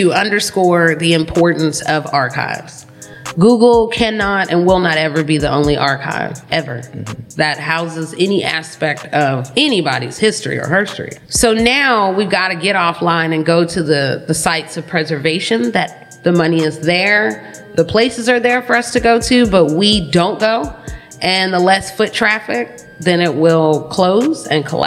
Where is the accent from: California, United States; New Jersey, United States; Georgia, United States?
Georgia, United States; Atlanta; also born or lived in Pittsburgh; I was born in Pittsburgh, but I was raised in Atlanta